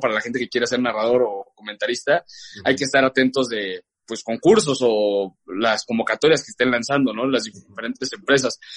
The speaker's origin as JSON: {"language": "Spanish", "town": "León", "region": "Guanajuato", "country": "Mexico", "tie": "born or raised there", "also_born_or_lived": "Mexico City / Boston", "moved": "as an adult", "said": "estaba en León, te cuento un poco de esta parte, eh, allí crecí y demás"}